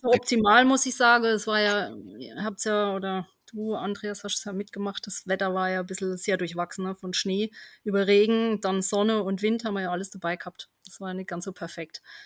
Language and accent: German; Germany; da bin ich ja aufgewachsen in Heiner, in einem kleinen Dorf.